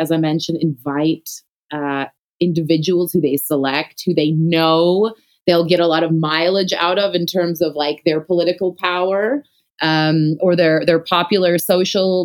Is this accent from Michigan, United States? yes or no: yes; Detroit, Michigan, United States; moved away as an adult; now in Johannesburg, South Africa; I grew up in the Detroit area. I was born there in the early 80s